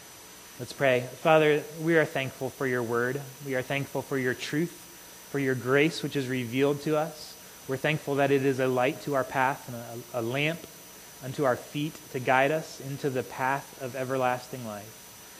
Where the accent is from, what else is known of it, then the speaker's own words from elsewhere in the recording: United States; for us as American Christians